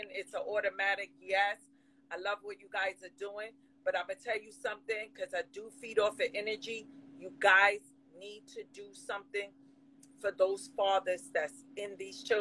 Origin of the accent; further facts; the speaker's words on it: New York City, New York, United States; I grew up in the Bronx.